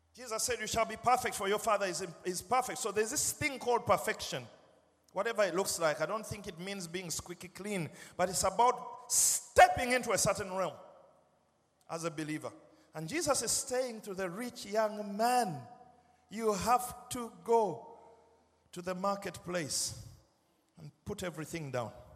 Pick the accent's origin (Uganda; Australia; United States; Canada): Uganda; now in United Kingdom; 1988, I was translated out of Uganda into the United Kingdom by British Airlines.